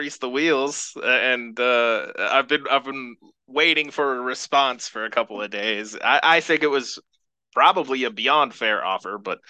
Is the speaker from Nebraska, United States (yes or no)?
no; Eugene, Oregon, United States; I grew up in Eugene, Oregon. I grew up near the U of O campus. It's very familiar to me.